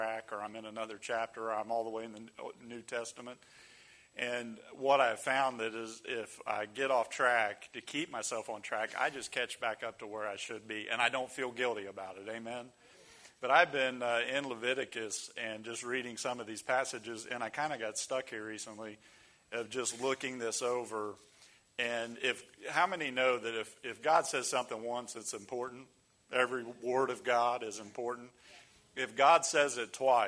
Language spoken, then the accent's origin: English; Ohio, United States; moved away as an adult; also born or lived in the South; I grew up in Ohio, and it got very cold, really cold